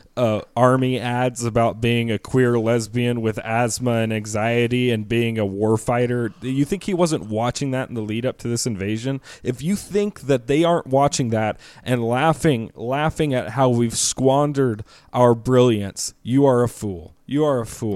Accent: United States; as an American

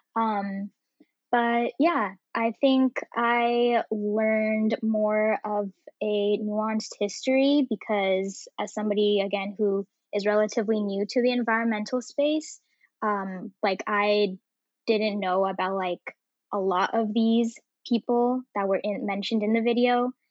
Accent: Bay Area, California, United States; I grew up in the Bay Area

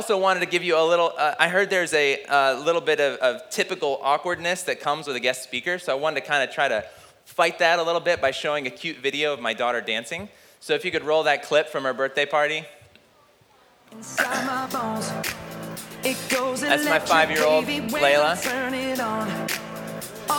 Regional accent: United States; growing up in America

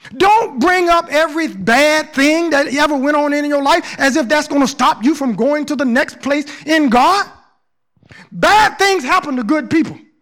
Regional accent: Southern Georgia, United States; moved away as an adult; I came from Southern Georgia, ain't been nowhere

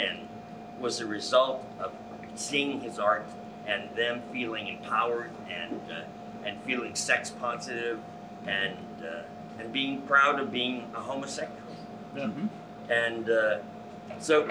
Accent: Canada; moved away as an adult; also born or lived in New York; now in Los Angeles, United States; I was 26, I grew up in Canada

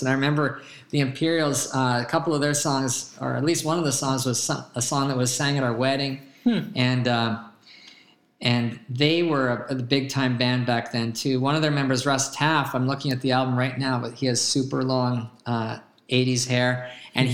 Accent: Calgary, Alberta, Canada; now in Tulsa, United States; I remember back growing up in Calgary, uh, Alberta, Canada.

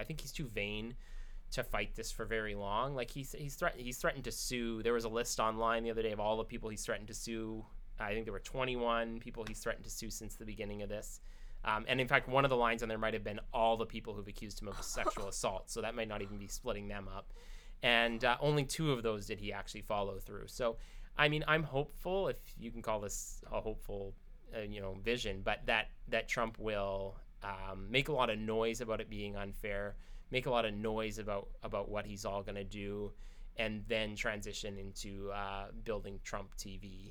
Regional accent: United States; now in Canada; as an American

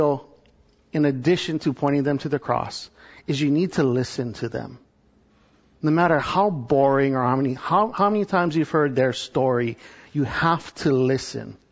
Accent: Hawaii, United States; moved away as an adult; also born or lived in California; now in Texas, United States; I'm from Hawaii

